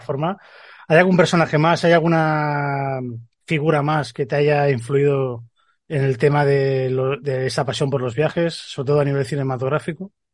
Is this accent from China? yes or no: no; Spain